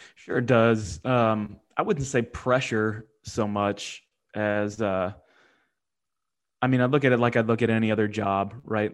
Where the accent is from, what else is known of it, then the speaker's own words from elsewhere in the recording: Ohio, United States; I grew up in Ohio